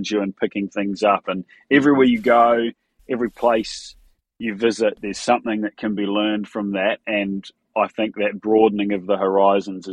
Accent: New Zealand; moved away as an adult; now in Australia; I grew up in New Zealand

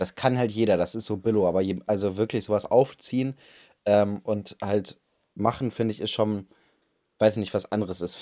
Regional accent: Germany

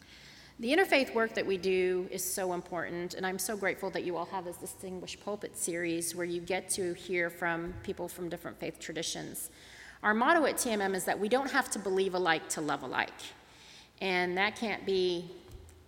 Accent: Tulsa, Oklahoma, United States; growing up in Tulsa, Oklahoma

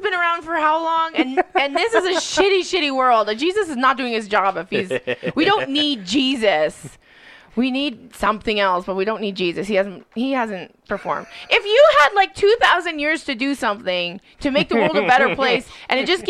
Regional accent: Edmonton, Alberta, Canada; I grew up in the West End in Crestwood.

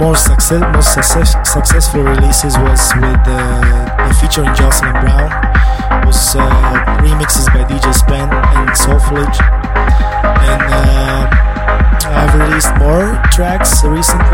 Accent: Slovakia; English is a second language; moved away as an adult; now in Ibiza, Spain; I was raised and born in Slovakia. Basically, I'm based in Ibiza for last 4 years

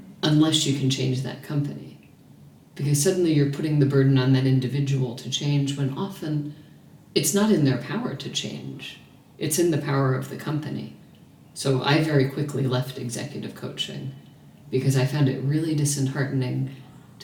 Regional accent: New York, United States; also born or lived in small town in America; now in Melbourne, Australia; I'm from New York

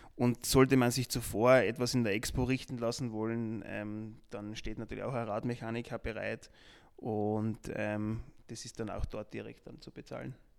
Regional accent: Austria; bei uns in Österreich und in Deutschland

